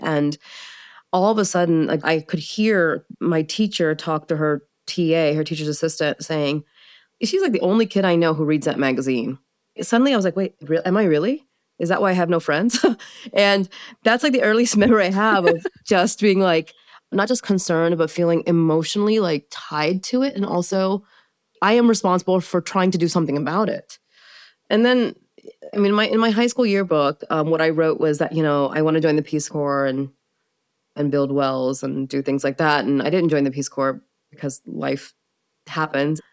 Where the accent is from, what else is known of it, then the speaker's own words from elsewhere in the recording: United States; also born or lived in Pakistan / Maryland / Kansas; So I was raised in the United States